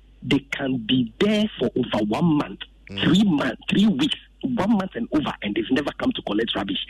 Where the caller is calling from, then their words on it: Bawaleshie, Greater Accra, Ghana; I'm calling from Bawi.